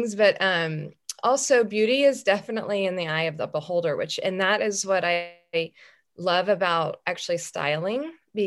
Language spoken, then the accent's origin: English; Cypress, Texas, United States; I grew up in Cyprus